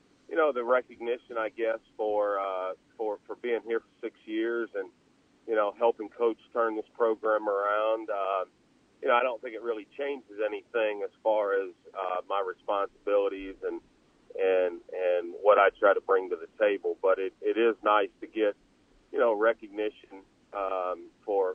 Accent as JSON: {"language": "English", "region": "Northeast Ohio", "country": "United States", "tie": "born or raised there", "moved": "yes", "said": "I grew up in Northeast Ohio"}